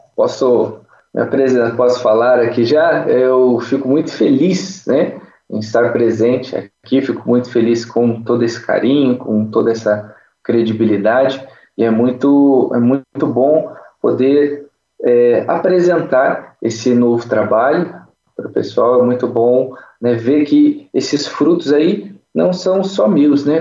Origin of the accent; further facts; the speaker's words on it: Cachoeira Paulista, São Paulo, Brazil; now in Pindamonhangaba, Brazil; Eu sou natural aqui de Pindamonhangaba, hoje voltei a morar aqui nessa cidade maravilhosa. mas com três anos de idade, eu saí daqui e fui para Cachoeira Paulista